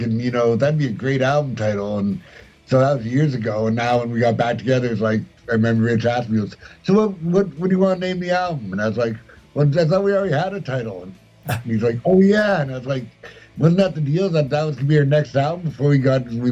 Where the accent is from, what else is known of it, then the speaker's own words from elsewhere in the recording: Canada; being Canadian